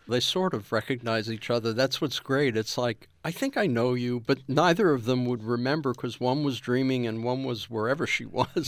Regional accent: New York, United States; I'm a Jew from New York

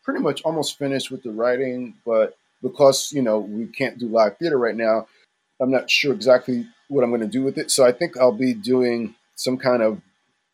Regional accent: New York City, New York, United States; I grew up actually near Henry Street Settlement. It was a few blocks from me

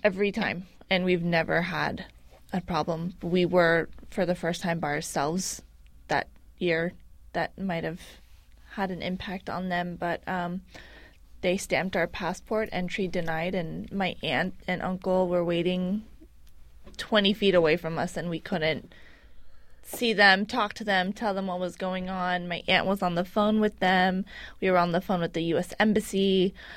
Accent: San Francisco, California, United States; I am an American citizen born and raised here in San Francisco

